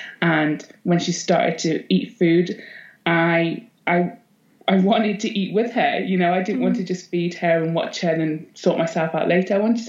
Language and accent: English; Northumberland, North East England, United Kingdom; also born or lived in Netherlands / Scottish Borders, Scotland; And then we slowly moved our way down into Northumberland, lived in a couple of different houses. And then I spent most of my teen years, pretty much all my teen years in Northumberland